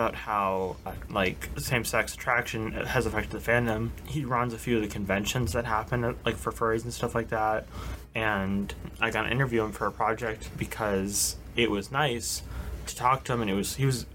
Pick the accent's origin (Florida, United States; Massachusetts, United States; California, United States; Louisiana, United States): Massachusetts, United States; I'm from Massachusetts